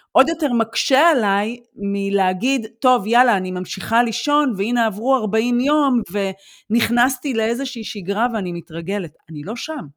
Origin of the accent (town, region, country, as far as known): Israel; now in Germany